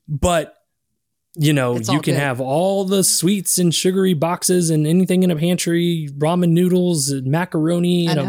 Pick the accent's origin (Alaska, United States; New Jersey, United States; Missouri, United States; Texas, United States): Texas, United States; San Marcos; also born or lived in Austin, Texas; Texas. I was born in San Marcos. I mean, raised in San Marcos, born in Austin, Texas, but have lived here my whole life. I am a Texas boy through and through.